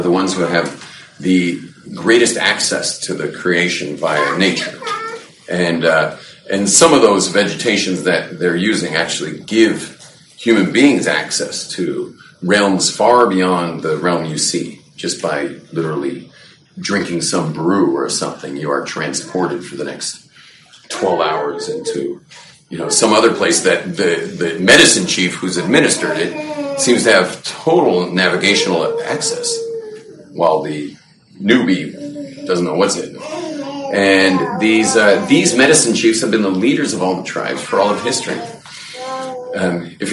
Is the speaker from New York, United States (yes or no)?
no; Los Angeles, California, United States; Growing up in West L.A.